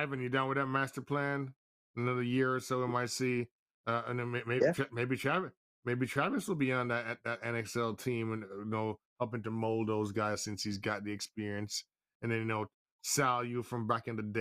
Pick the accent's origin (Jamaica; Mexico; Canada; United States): Jamaica; I was born in Jamaica